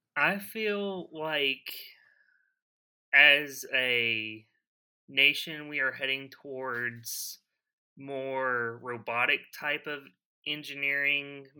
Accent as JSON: {"language": "English", "town": "Broken Arrow", "region": "Oklahoma", "country": "United States", "tie": "born or raised there", "also_born_or_lived": "Tulsa", "lives_now": "Pryor, United States", "said": "I was born and raised here in Oklahoma. I was born in Oklahoma City"}